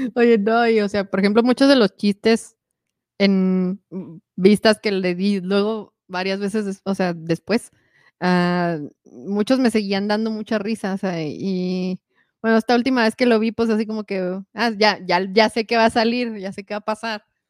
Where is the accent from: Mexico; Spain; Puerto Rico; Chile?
Mexico; yo soy mexicana